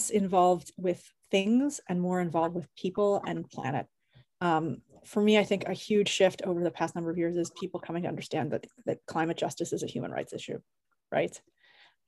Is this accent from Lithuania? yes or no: no; Canada; moved away as an adult; Both my parents were involved with various forms of activism while I was growing up in Canada